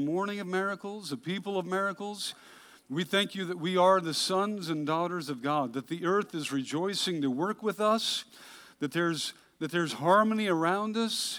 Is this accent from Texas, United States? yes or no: no; Hood River, Oregon, United States; I grew up in Hood River, Oregon